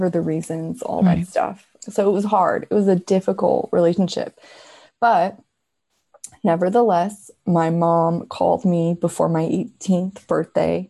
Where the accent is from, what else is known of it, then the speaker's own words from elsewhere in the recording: Quebec City, Quebec, Canada; I'm from Quebec City, Canada